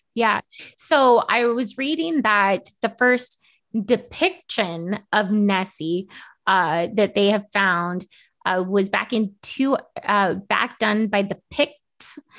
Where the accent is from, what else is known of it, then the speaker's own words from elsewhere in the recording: United States; I'm American